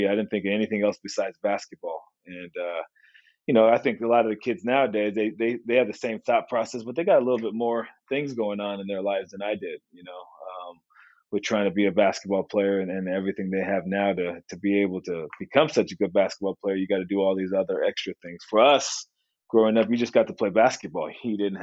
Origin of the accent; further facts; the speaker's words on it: Santa Barbara, California, United States; moved away as an adult; I was from Santa Barbara